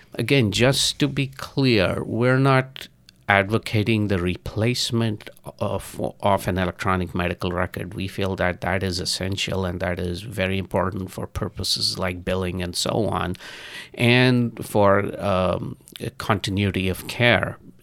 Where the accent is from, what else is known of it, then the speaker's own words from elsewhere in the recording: India; moved away; I'm originally from India and I go back to India on a regular basis